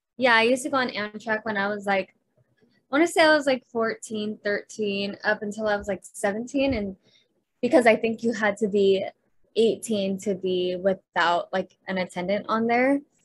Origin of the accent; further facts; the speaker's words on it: Clovis, California, United States; moved away as an adult; now in Los Angeles, United States; I was born in Clovis, California.